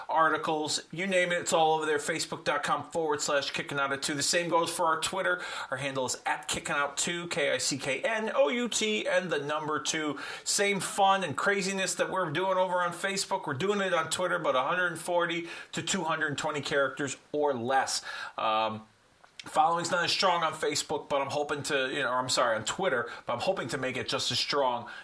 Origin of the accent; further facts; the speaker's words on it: Hartford, Connecticut, United States; I'm from the Connecticut area, Hartford being my hometown